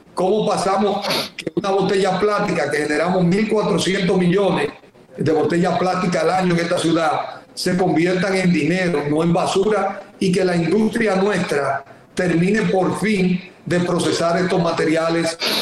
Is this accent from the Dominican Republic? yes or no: yes; Dominican Republic; yo soy un dominicano